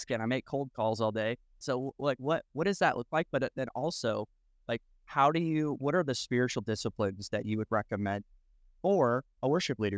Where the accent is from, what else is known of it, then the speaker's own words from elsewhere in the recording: Iowa, United States; moved away; also born or lived in Nebraska; I grew up in uh, Iowa, but I also, okay, I was in Nebraska for five years